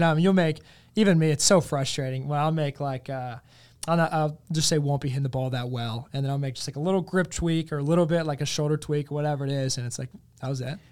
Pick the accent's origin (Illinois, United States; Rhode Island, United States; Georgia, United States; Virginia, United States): Virginia, United States; South Hill; moved away as an adult; also born or lived in Ferrum, Virginia; now in Richmond, United States; growing up in South Hill and going to Ferrum